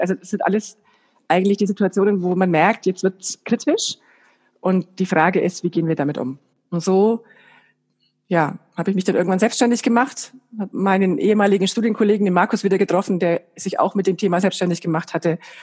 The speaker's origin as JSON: {"language": "German", "town": "Bayreuth", "region": "Bavaria", "country": "Germany", "said": "ich komme aus Bayreuth"}